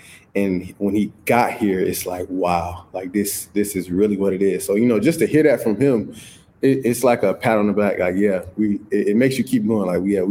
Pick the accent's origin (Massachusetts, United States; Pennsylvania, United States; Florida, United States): Florida, United States; St. Petersburg; So it was, in growing up in St. Pete, it was hard.